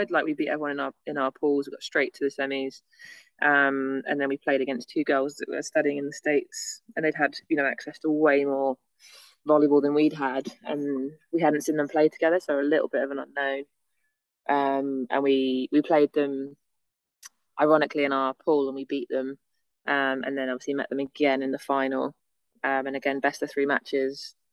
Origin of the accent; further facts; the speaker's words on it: England, United Kingdom; being English in Australia, we